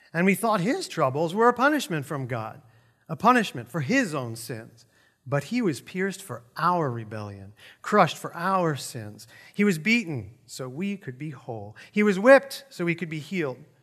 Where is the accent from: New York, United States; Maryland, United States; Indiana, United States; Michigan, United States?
New York, United States; moved away; I grew up in New York where we have real food